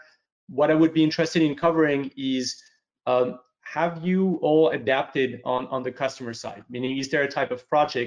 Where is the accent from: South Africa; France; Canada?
France; moved away; France, which is my home country